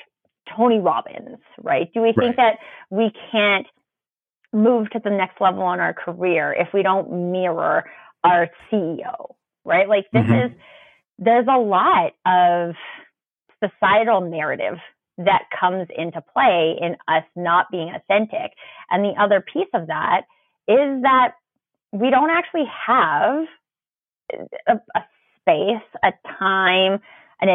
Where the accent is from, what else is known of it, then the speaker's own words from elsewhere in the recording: Canada; I'm Canadian